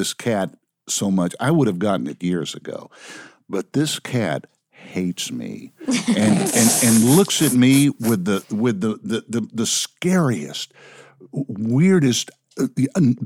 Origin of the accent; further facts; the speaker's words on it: Dallas, Texas, United States; also born or lived in New York City; now in Los Angeles, United States; I grew up in the Dallas-Fort Worth area.